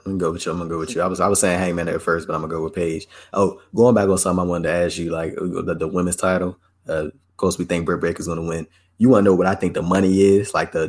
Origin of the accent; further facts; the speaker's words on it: United Kingdom; I'm a Brit.